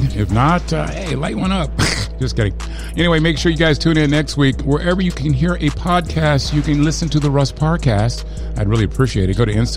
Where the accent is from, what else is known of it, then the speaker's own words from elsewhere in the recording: San Antonio, Texas, United States; moved away; I was born in San Antonio